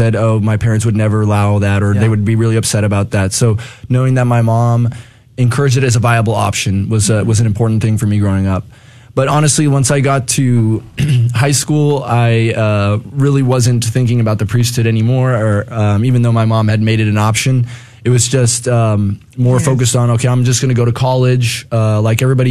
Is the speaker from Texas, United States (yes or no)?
yes; San Antonio, Texas, United States; I grew up here in San Antonio, Texas